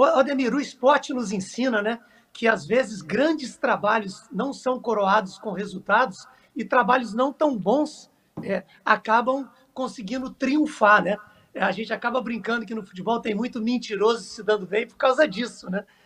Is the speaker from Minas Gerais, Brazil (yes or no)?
yes; Três Corações, Minas Gerais, Brazil; eu sou nascido em Três Corações, assim como o Rei Pelé.